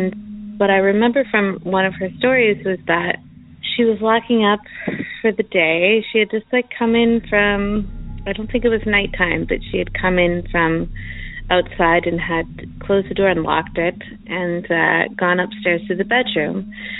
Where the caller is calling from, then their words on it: Chelsea, Quebec, Canada; I'm calling from Chelsea, Quebec, Canada.